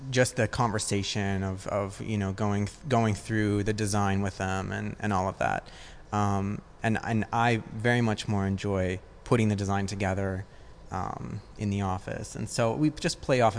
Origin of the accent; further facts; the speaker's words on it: Newport Beach, California, United States; Like I tell people, like we're from L.A., so that they kind of know where I am. Because if I say that I'm from Orange County or Newport Beach